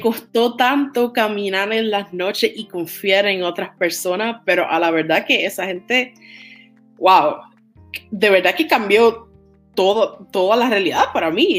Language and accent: Spanish; Toa Baja, Puerto Rico; moved away as an adult; now in Tokyo, Japan; soy de Toa Baja, Puerto Rico.